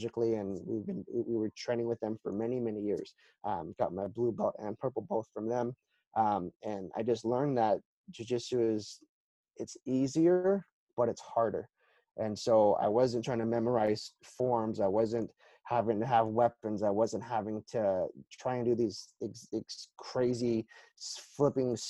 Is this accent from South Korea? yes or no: yes; South Korea; moved away; I grew up in Korea